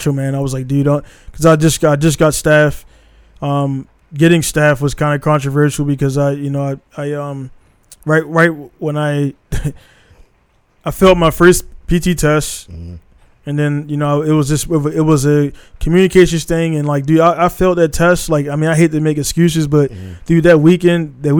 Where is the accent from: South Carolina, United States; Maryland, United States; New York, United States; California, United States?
Maryland, United States; Baltimore; moved away as an adult; I'm from Baltimore.